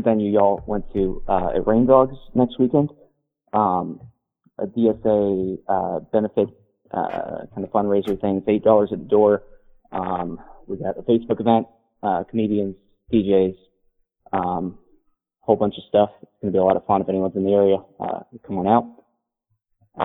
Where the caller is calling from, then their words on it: Jacksonville, Florida, United States; I'm calling from Jacksonville.